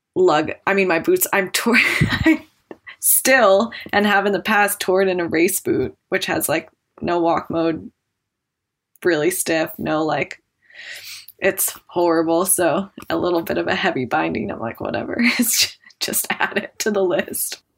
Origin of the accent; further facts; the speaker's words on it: Jackson, Wyoming, United States; I grew up in Jackson and definitely grew up skiing with my family